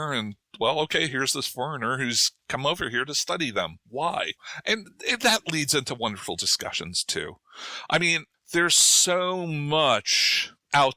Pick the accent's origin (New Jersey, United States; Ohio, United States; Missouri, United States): New Jersey, United States; moved away as an adult; also born or lived in Durham, North Carolina / St. Louis; I was born and raised in New Jersey, right? I consider that home.